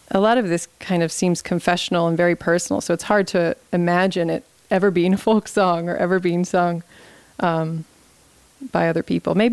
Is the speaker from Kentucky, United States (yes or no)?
yes; Louisville, Kentucky, United States; "Oh, I'm from Louisville, and that is a very different place to them. You know, this is the river town, and this tradition is much different.